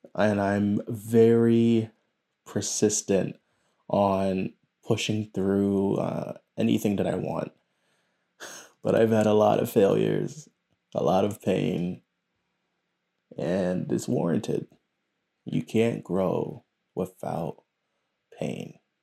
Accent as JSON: {"language": "English", "country": "United States", "tie": "born or raised there", "said": "It is a curse and a blessing to be born here. My parents are from South America."}